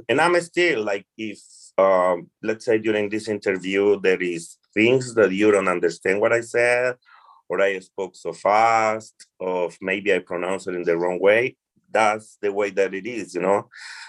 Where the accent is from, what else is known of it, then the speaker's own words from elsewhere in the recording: Colombia; first language Spanish; English is a second language; moved away as an adult; also born or lived in New Jersey; now in New York City, United States; I'm originally from Colombia. Okay. My first language is Spanish. I moved to United States for circumstances in life.